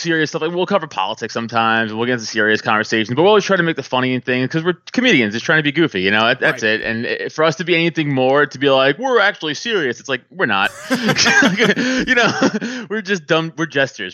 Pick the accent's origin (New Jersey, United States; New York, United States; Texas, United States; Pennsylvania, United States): New York, United States; New York City; And I'm from New York. I'm from Staten Island